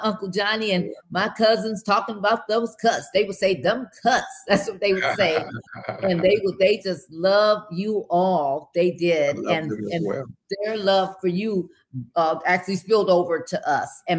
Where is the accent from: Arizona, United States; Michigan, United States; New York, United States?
Michigan, United States; Grand Rapids; also born or lived in Cleveland, Ohio / Penny Farms, Florida; we grew up there in Grand Rapids, Michigan. Yeah. Went through all of my schooling there from grade school, middle school, and then high school